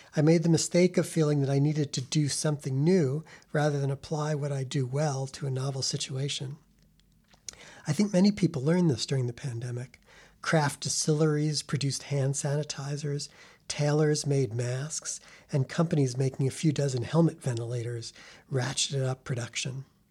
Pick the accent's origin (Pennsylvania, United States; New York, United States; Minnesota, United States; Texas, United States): New York, United States; New York City; now in Chicago, United States; New York City, my hometown